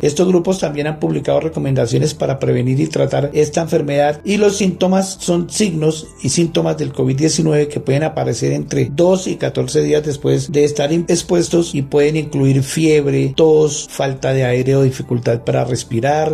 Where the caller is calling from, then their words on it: Bogotá, Colombia; Saludos desde Bogotá, Colombia